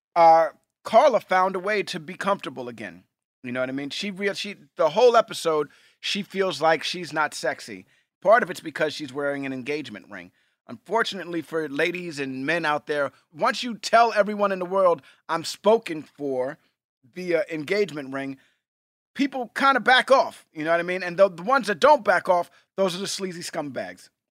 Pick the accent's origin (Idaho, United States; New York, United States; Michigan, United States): New York, United States; New York City; We grew up in Hell's Kitchen, New York, and that's a big hockey, uh, part of Manhattan.